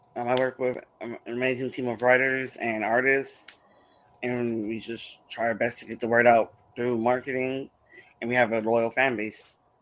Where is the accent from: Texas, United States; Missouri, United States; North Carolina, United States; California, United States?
California, United States; San Diego; I'm a writer from San Diego, California